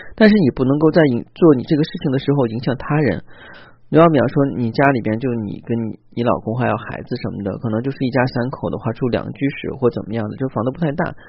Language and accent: Chinese; China; 作为中国人来讲的话呢，可我们中国人